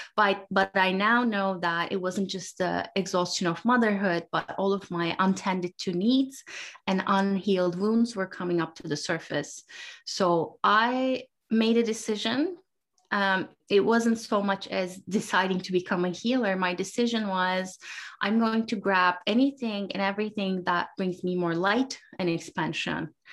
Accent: Turkey; I grew up in Turkey

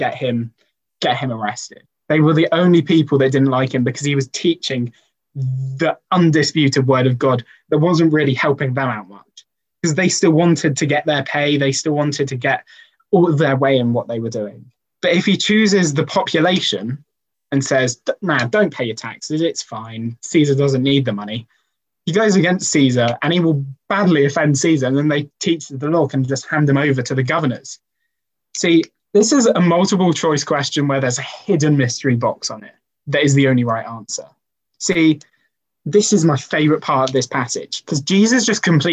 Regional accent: Welsh, Wales, United Kingdom; as a Welshman

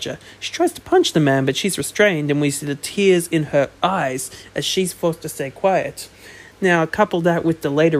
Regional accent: Australia; I'm Australian

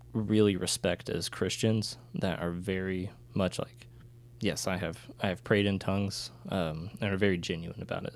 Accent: United States; being an American who did not speak Ukrainian

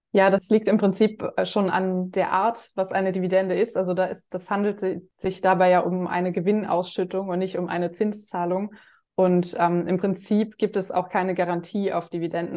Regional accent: Germany; bei uns in Deutschland

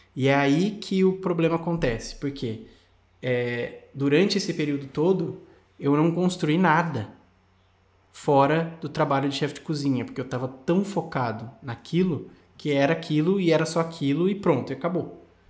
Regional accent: Brazil; moved away as an adult; now in Australia; um brasileiro morando na Austrália

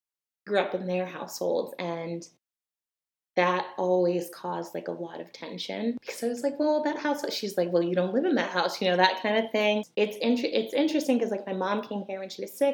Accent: Connecticut, United States; I grew up in Connecticut to immigrant Jamaican parents

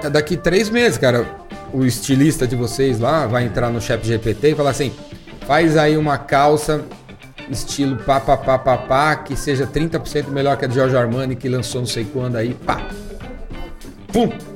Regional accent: São Paulo, Brazil; Eu, eu cresci na Climação, que é um bairro central aqui em São Paulo

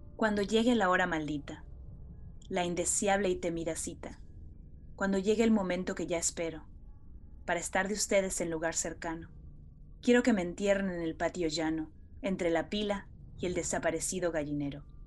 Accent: Mexico; como buenos mexicanos

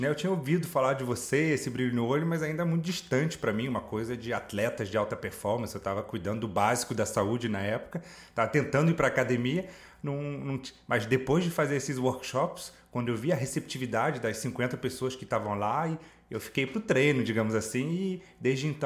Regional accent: Paris, Île-de-France, France; Portuguese is a second language; moved away; also born or lived in England / Mexico / Uganda; Eu nasci em Paris, de pai francês, mãe carioca, então sempre tive duas nacionalidades, duas culturas. Viajei 47 países, morei na Inglaterra três anos, no México, na Uganda, na floresta, sem água, sem eletricidade.

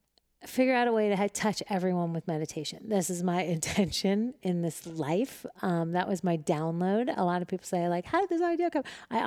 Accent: Manhattan, New York, United States; And I'm from Manhattan. So like, if you look to the right or to the left, you're for sure going to crash. So when you look straight, like that was the only way to drive in New York City.

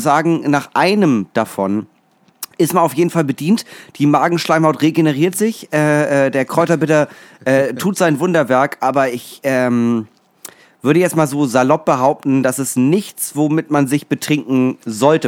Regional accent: Schleswig-Holstein, Germany; für mich als Schleswig-Holsteiner

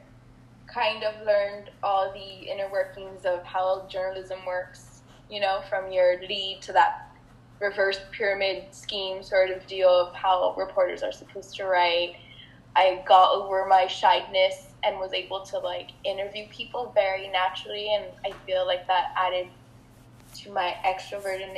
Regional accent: Laredo, Texas, United States; I am from Laredo

